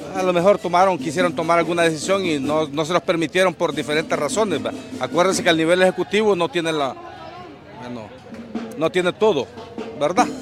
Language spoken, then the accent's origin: Spanish; El Salvador